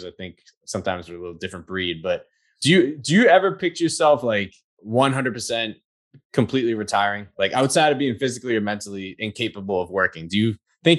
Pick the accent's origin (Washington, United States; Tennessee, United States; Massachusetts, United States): Massachusetts, United States; I grew up in Massachusetts